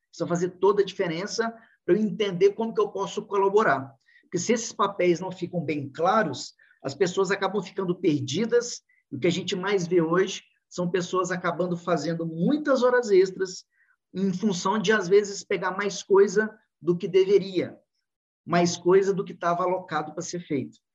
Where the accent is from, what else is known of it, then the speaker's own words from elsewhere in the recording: Divinópolis, Minas Gerais, Brazil; accent: mineiro; Sou mineirinho de Divinópolis, Minas Gerais